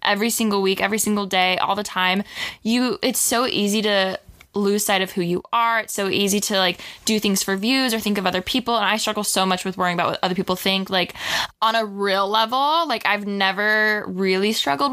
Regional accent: a little outside of Orange County, California, United States; I grew up a little outside of Orange County, mm-hmm. but I did live in Orange County for a few years

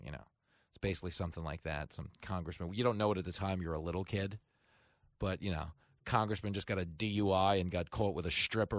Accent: Levittown, New York, United States; I grew up in Levittown

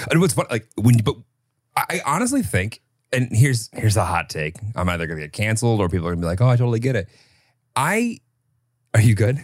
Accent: Illinois, United States; I grew up in Illinois

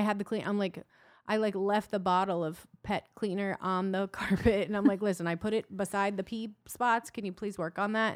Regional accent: Iowa, United States; I'm from Iowa

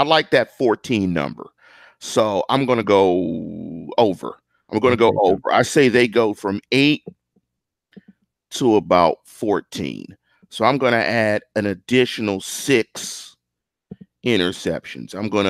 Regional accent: Pittsburgh, Pennsylvania, United States; I'm from Pittsburgh. I'm from the north side. I'm from Manchester. I grew up 10 minutes from Three River Stadium.

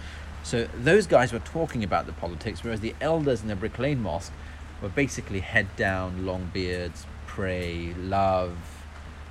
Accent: London, United Kingdom; we were born and raised in London

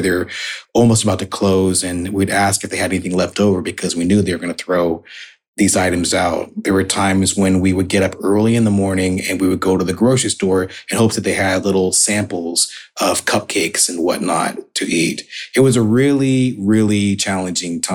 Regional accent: Oregon, United States; also born or lived in Salt Lake City, Utah; I was born in Salt Lake City, Utah, which is an unusual place for a Black American to be born, certainly at that time. And then we moved to Oregon

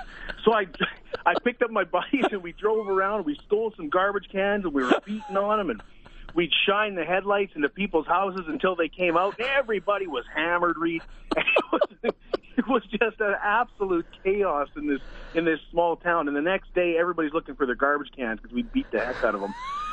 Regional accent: Saskatchewan, Canada; you just remember your roots from growing up in Saskatchewan. And you're proud of where you came from.

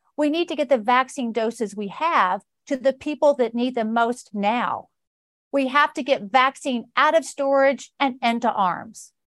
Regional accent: Georgia, United States; my home state of Georgia

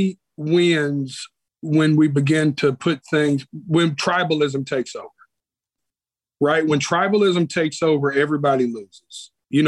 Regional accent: Nashville, Tennessee, United States; also born or lived in Las Vegas; I was born right here in Nashville, Tennessee

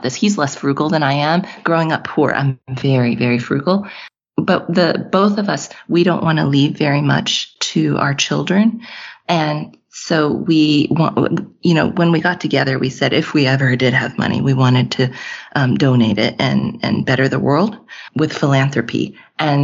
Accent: Texas, United States; moved away as an adult; In 2019, we moved back home. I'm from Texas. We moved back to Texas

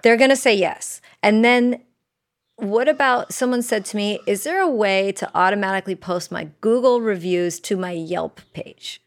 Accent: Uruguay; I'm from Uruguay

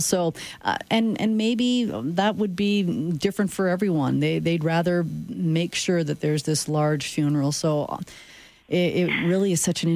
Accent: Saskatchewan, Canada; now in Calgary, Canada; I grew up in Saskatchewan where you took buses to go to sporting events.

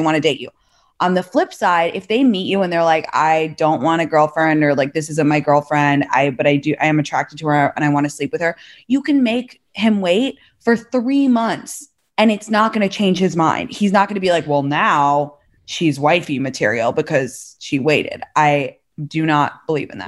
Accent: London, United Kingdom; moved away as an adult; also born or lived in San Francisco Bay Area / San Francisco / New York; now in Los Angeles, United States; I'm from London originally, went to Stanford undergrad

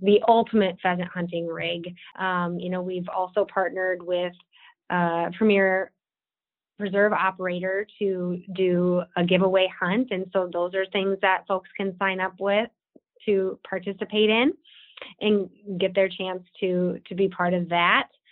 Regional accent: Watertown, South Dakota, United States; I'm born and raised South Dakotan. I grew up in Watertown, which is in the northeast corner of the state

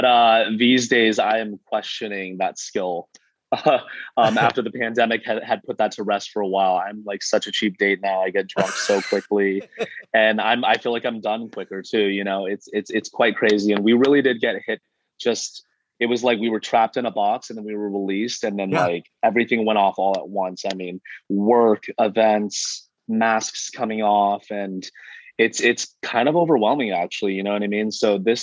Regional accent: Missoula, Montana, United States; now in Los Angeles, United States; Born and raised actually in Missoula, Montana.

